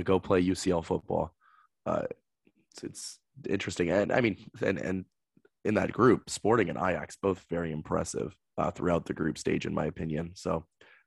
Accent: United States; as an American

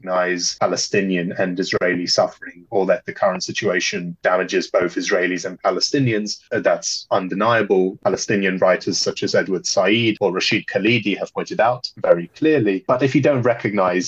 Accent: Poland; moved away; growing up in Poland and still being in the land where the Holocaust physically took place

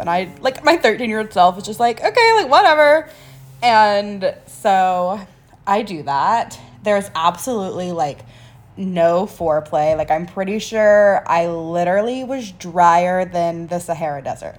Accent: North Carolina, United States; I'm originally from a small little town in North Carolina

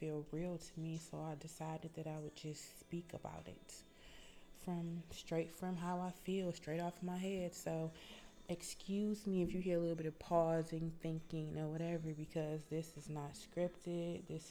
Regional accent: Detroit, Michigan, United States; now in Atlanta, United States; I am from Detroit, Michigan

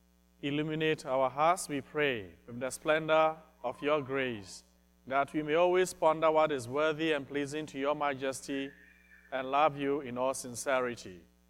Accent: Ghana; now in Des Moines, United States; I live in Des Moines. I'm also from Ghana, where Father Patrick hails from.

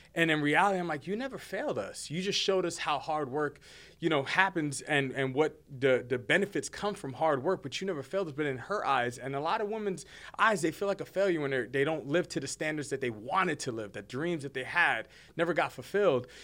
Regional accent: Hoboken, New Jersey, United States; also born or lived in Bronx, New York; now in Fort Worth, United States; born and raised in Jersey. I'm a Jersey boy

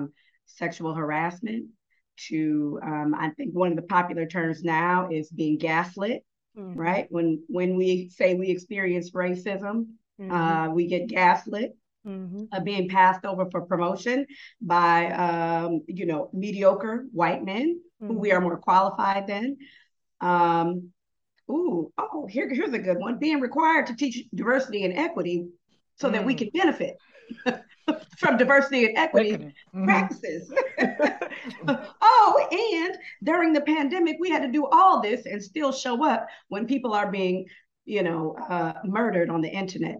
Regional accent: Tacoma, Washington, United States; now in Atlanta, United States; I'm based in Atlanta, but I'm from Tacoma, Washington

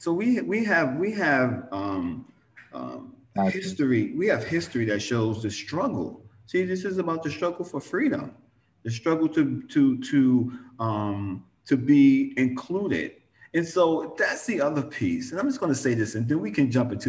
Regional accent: New York, United States; I'm from New York

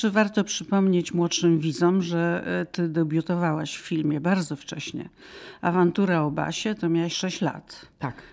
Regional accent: Łódź, Łódź Voivodeship, Poland; also born or lived in Radom; now in Warsaw, Poland; jestem dziewczyna z Łodzi.

